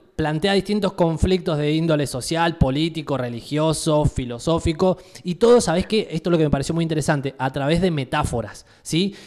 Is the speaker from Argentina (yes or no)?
yes; Argentina; nosotros como país, Argentina